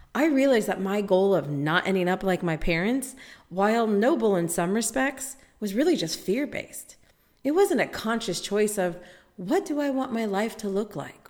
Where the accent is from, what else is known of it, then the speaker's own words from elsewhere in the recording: United States; I'm American